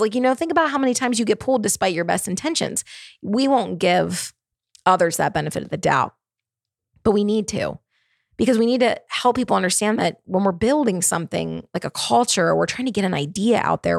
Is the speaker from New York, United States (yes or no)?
no; Baltimore, Maryland, United States; moved away as an adult; also born or lived in Charlotte, North Carolina; now in Nashville, United States; I'm from Baltimore, Maryland. I spent many years living in Baltimore, Maryland.